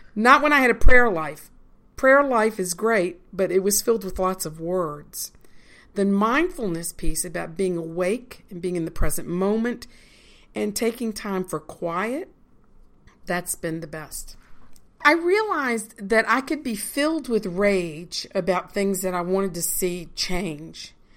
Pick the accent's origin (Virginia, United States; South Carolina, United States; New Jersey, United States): Virginia, United States; Richmond; moved away as an adult; now in Lancaster, United States; Virginia is where I'm from.